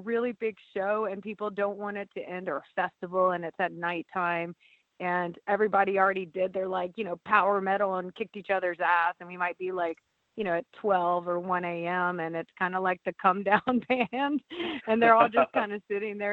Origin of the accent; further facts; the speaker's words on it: Louisiana, United States; I'm from Louisiana